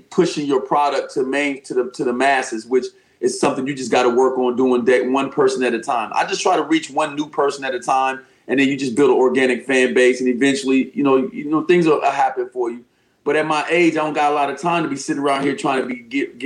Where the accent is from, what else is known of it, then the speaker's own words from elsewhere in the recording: Chicago, Illinois, United States; moved away; also born or lived in Columbus, Ohio; I'm originally from Chicago, Illinois, by way of Columbus, Ohio. But I shout out Columbus in minute, but mostly Chicago